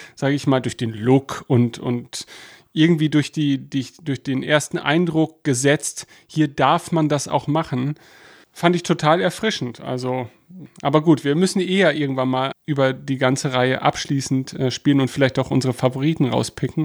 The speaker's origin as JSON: {"language": "German", "country": "Germany", "said": "als Deutscher"}